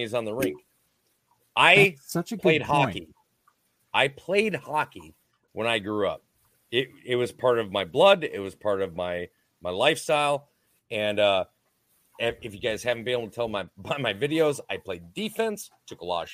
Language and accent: English; Minnesota, United States; I'm from Minnesota